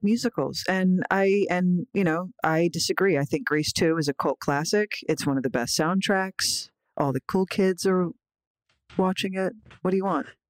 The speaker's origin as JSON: {"language": "English", "town": "Philadelphia", "region": "Pennsylvania", "country": "United States", "moved": "yes", "said": "I love going back home to Philly"}